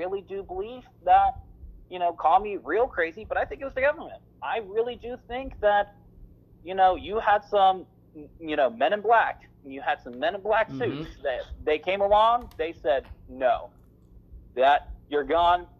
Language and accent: English; United States; as American people